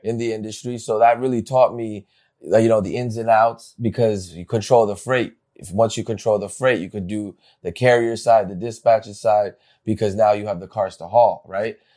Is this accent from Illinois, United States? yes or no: no; Bergen County, New Jersey, United States; I grew up in New Jersey. I went uh, in Bergen County, right here